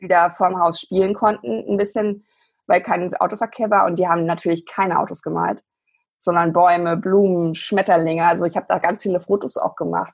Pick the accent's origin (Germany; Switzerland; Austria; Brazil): Germany; bei uns in Deutschland